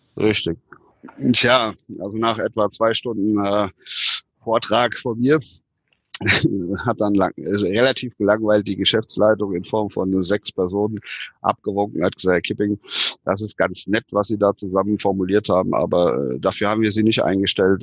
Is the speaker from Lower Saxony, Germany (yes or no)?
no; Stockum-Püschen, Rhineland-Palatinate, Germany; in meinem Heimatort in Stockopüschen, also mit, also mitten im Westerwald